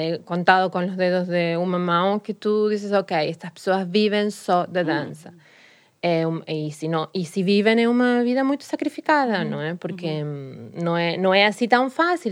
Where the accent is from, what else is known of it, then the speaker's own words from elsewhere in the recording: Rosario, Santa Fe, Argentina; Portuguese is a second language; moved away as an adult; also born or lived in Santa Monica, United States; now in Lisbon, Portugal; eu nasci numa cidade muito pequena. Muito pequena não, mas mais pequena que Buenos Aires, que é o que a gente, toda a gente conhece de da, da Argentina, que chama-se Rosário